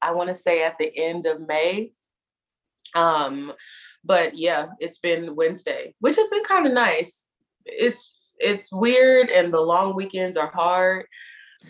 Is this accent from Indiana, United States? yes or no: yes; Indianapolis, Indiana, United States; moved away as an adult; also born or lived in Chicago, Illinois; now in New York, United States; I'm from Indianapolis, Indiana